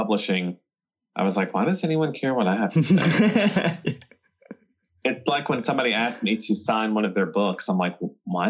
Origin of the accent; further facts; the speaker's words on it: South Carolina, United States; South Carolina, over in the United States.